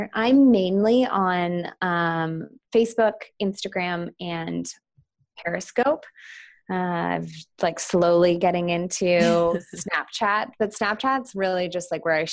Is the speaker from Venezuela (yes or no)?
no; Ottawa, Ontario, Canada; moved away as an adult; also born or lived in Toronto; I just moved from Toronto to Ottawa in 2016 to move in with my boyfriend and come back to my hometown.